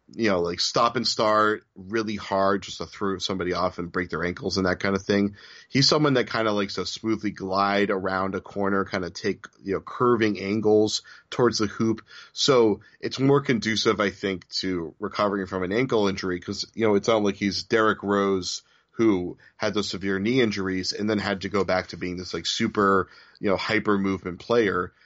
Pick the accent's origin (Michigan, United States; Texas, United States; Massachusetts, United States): Massachusetts, United States; Newton; down the street from where I grew up in Newton, Massachusetts